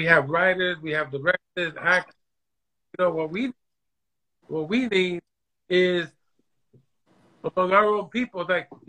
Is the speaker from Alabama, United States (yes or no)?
no; New York City, New York, United States; also born or lived in Puerto Rico; I was born in Puerto Rico, raised in New York City